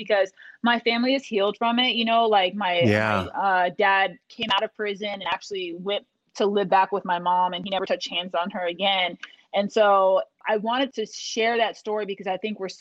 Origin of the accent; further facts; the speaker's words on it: Des Moines, Iowa, United States; I was born and raised in Des Moines, Iowa